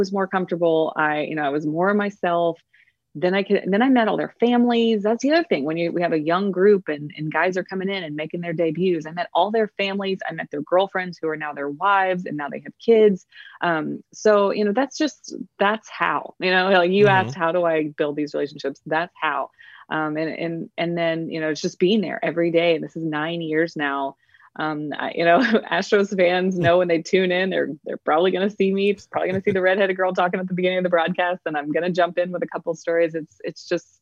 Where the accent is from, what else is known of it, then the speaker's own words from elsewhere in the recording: Texas, United States; also born or lived in Houston, Texas; I'm a Texan.